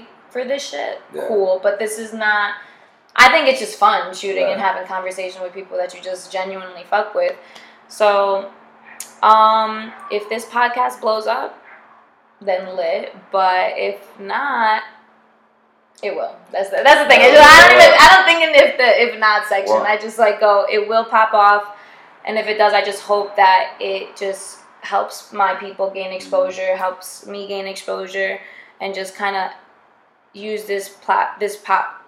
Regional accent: Long Island, New York, United States; moved away as an adult; also born or lived in Queens; now in Los Angeles, United States; I'm from Long Island originally

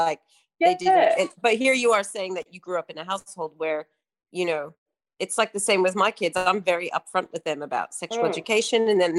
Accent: United States; now in Australia; I grew up like where I grew up in America, we had a lot of pregnant teenagers because it was a very big gang population

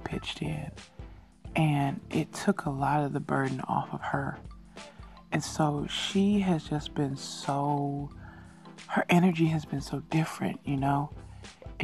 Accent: Chicago, Illinois, United States; moved away as an adult; now in Korea; from Chicago, my hometown

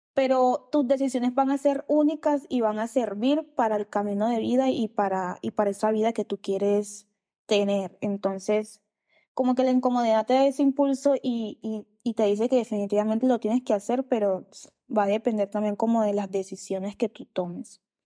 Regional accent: Riohacha, La Guajira, Colombia; moved away as an adult; irme de la ciudad donde nací crecí, que es en Rihuacha, en La Guajira

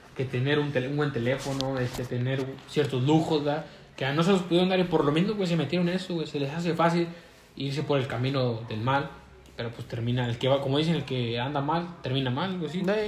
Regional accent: Mexico; Somos mexicanos

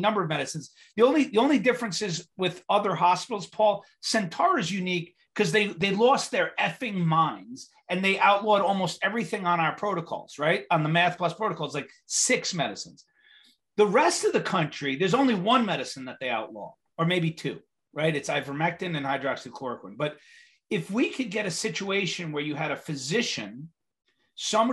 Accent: New York, United States; I'm from New York

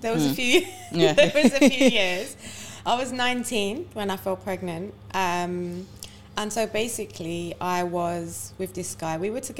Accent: India; I'm Indian.

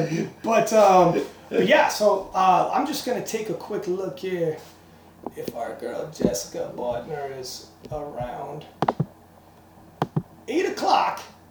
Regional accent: Canada; I'm Canadian

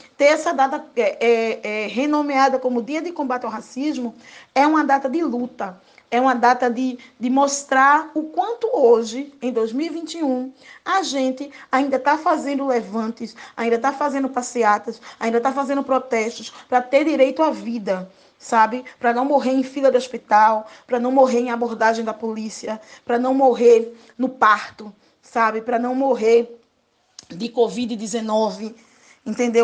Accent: Recife, Pernambuco, Brazil; Sou aqui de Recife é, bem periférica do bairro da Água Fria

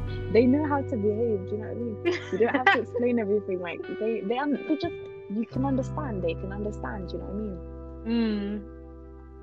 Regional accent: United Kingdom; growing up in Europe, anyway, but I can only speak for like the UK

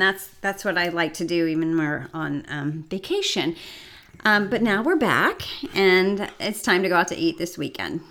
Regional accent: Martinsville, Indiana, United States; Martinsville, my hometown

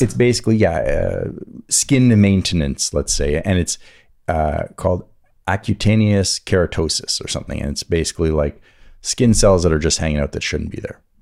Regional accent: Atlantic side of the country, East Coast, United States; I grew up on the Atlantic side of the country

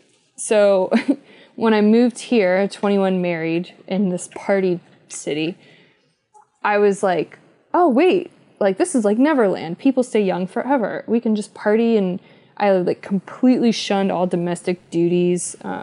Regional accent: East Coast, United States; now in West Coast, United States; but I'm from the East Coast and then I moved to the West Coast.

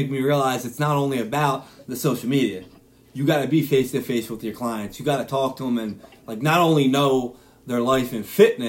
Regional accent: Philadelphia, Pennsylvania, United States; I'm from Philadelphia.

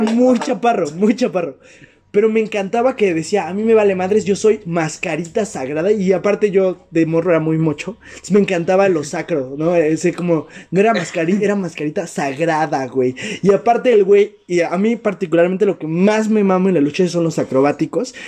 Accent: Mexico; porque somos de México

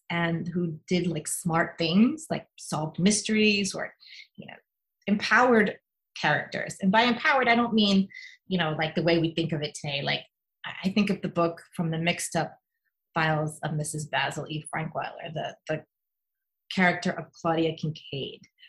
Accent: New York City, New York, United States; We grew up in Queens

